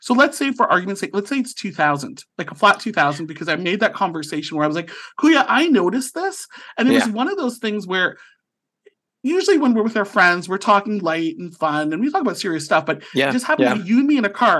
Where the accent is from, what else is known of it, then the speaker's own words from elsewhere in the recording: St. Catharines, Ontario, Canada; now in Ottawa, Canada; I lived in St. Catharines. My parents came.